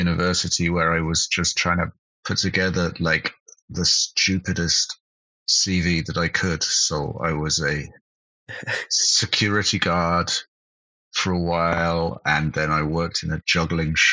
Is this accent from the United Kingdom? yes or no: yes; United Kingdom; moved away as an adult; also born or lived in Cologne, Germany; now in Berlin, Germany; I'm British, but I moved to Germany in 2001.